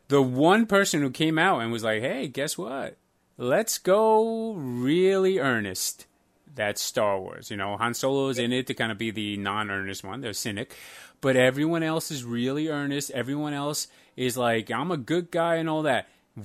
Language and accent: English; Iceland; now in United States; I first grew up in Iceland, and then I moved to America with an Albanian family